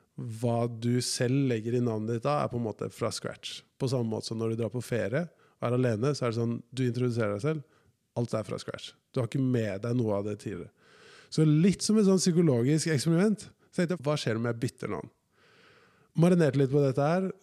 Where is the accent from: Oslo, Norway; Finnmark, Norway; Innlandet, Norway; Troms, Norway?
Oslo, Norway; At jeg føler meg 100 fra Oslo